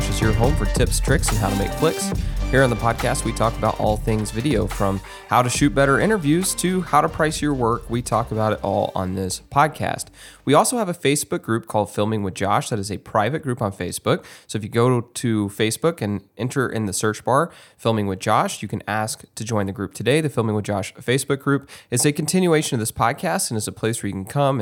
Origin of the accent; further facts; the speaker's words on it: Texas, United States; moved away; my home state of Texas